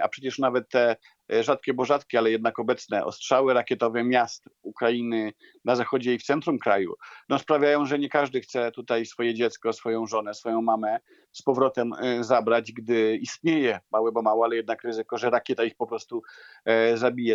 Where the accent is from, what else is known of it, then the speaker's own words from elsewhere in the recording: Poland; accent: Polish; mój polski akcent, czy widzi mój polski paszport